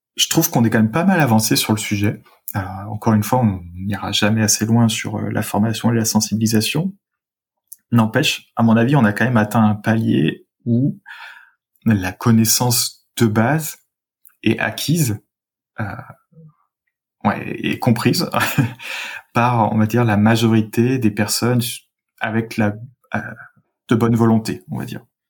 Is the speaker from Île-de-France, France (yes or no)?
no; suburbs of Saint-Étienne, Auvergne-Rhône-Alpes, France; moved away; j'ai grandi euh, en, en Rhône-Alpes, en région Rhône-Alpes, dans la, la banlieue de Saint-Étienne